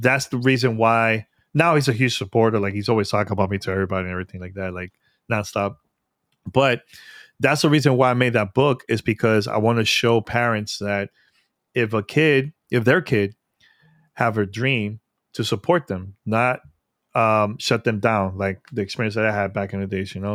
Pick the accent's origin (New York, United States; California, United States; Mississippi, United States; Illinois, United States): New York, United States; New York City; New York, 'cause that's my hometown. Born and raised in New York.